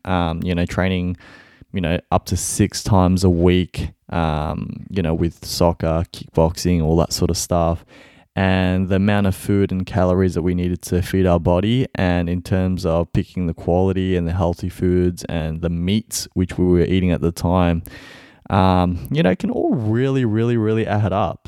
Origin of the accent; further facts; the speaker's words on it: Melbourne, Victoria, Australia; I'm from Melbourne, Australia.